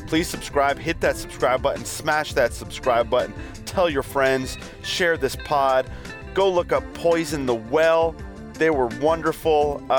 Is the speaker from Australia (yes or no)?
yes; Australia; Mate, you got my home country, mate.